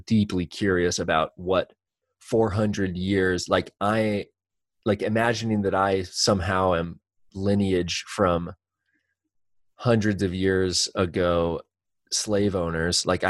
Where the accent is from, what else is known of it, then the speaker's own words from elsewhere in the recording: Central Oregon, United States; I have been born and raised in Central Oregon